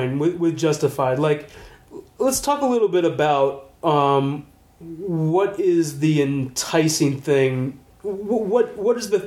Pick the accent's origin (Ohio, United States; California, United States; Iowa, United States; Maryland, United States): Maryland, United States; Prince George's County; being in like PG County, you get like a lot of we grew up with a lot of majority African American community